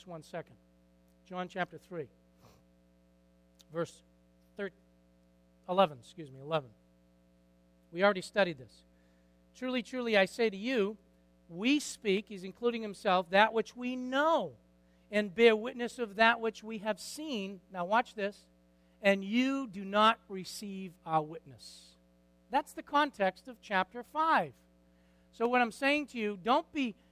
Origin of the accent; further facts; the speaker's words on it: Lawrence, United States; I was born in Lawrence.